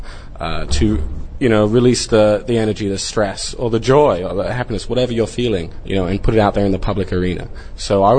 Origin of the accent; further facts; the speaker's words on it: Hong Kong; moved away as an adult; also born or lived in Australia / Cambodia; Growing up in Hong Kong